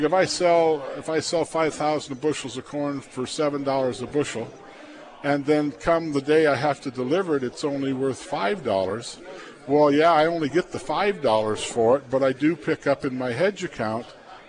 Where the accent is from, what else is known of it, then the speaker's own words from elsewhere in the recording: Plainview, Nebraska, United States; I grew up in Plainview.